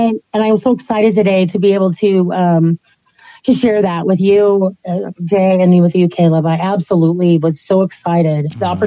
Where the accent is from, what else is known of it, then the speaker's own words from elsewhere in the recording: Ottawa, Ontario, Canada; also born or lived in Portland, United States; now in Central Oregon, United States; I'm from Ottawa, Ontario, Canada.